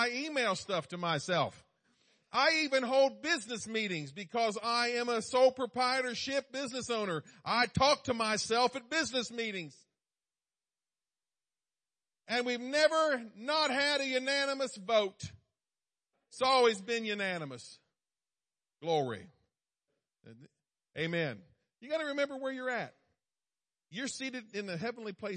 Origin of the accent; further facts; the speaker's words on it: East Coast, United States; I was born on the East Coast